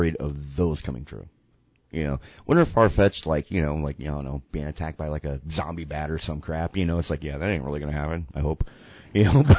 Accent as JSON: {"language": "English", "region": "the South", "country": "United States", "said": "we are white and from the South"}